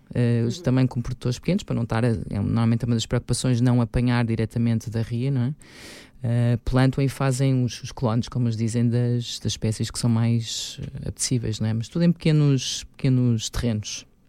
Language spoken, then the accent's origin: Portuguese; Lisbon, Portugal; Eu sou de Lisboa.